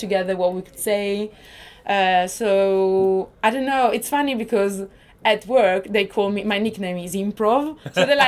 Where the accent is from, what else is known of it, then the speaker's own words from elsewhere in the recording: northern Italy, Italy; English is a second language; moved away; I'm Italian because I'm Italian. I'm from Northern Italy